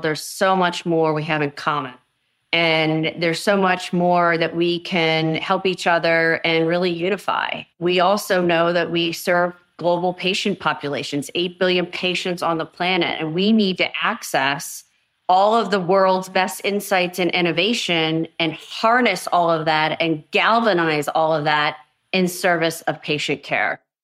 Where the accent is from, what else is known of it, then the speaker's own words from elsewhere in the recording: United States; I am American